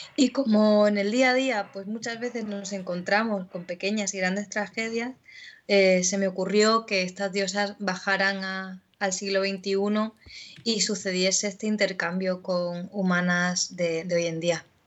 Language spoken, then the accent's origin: Spanish; Melilla, Spain; moved away as an adult; con la compañía melillense Concord, que era una compañía de estudio y de investigación teatral. Y con ellos estuve pues hasta que me fui de Melilla